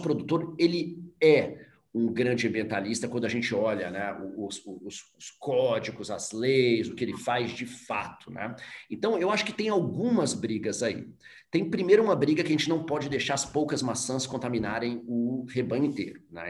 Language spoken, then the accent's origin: Portuguese; Brazil; o orgulho de ser brasileiro